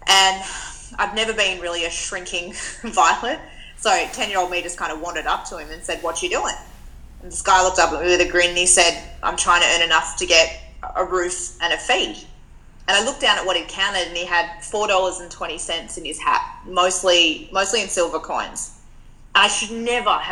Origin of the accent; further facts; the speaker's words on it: Perth, Western Australia, Australia; moved away as an adult; now in Melbourne, Australia; I grew up in Western Australia, and I moved to Melbourne about 4 years ago, but was born and bred in the West